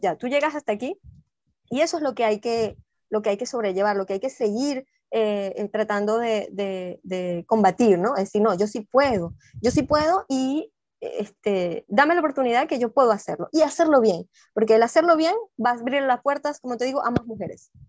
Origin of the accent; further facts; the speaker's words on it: Venezuela; also born or lived in Peru; Ya uno como venezolano, como estando aquí